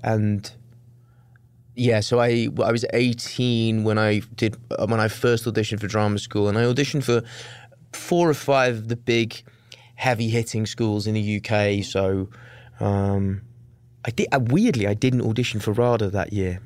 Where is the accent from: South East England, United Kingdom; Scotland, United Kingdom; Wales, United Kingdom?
Wales, United Kingdom; moved away as an adult; also born or lived in London; I was raised in Wales until I was nineteen when I moved to London to go to drama school